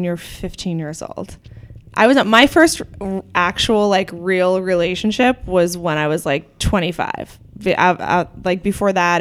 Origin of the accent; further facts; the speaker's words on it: Clarion, Pennsylvania, United States; I'm from Clarion. It's like towards Pittsburgh, Western Pennsylvania